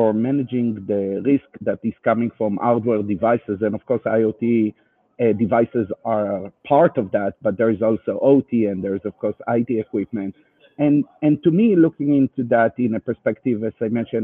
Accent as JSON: {"language": "English", "country": "Israel", "accent": "Israeli", "second_language": "English", "said": "you can hear my Israeli accent"}